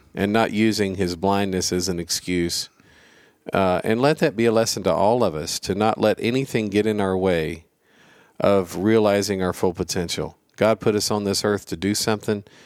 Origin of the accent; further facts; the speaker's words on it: Gadsden, Alabama, United States; moved away; I grew up in Gadsden, Alabama